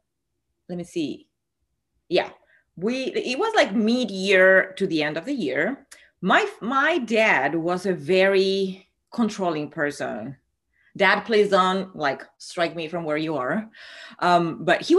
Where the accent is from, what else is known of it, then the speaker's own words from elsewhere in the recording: Argentina; moved away as an adult; I'm from Argentina. And even though I've been living here for 20 years, most of my full-on crushes were back in Argentina in the times of university and high school.